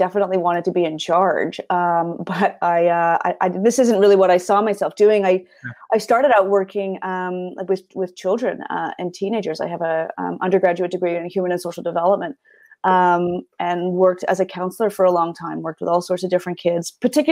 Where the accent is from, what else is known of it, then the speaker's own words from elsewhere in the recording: North Shore, Vancouver, British Columbia, Canada; I grew up on the North Shore, so we had a ski and snowboard team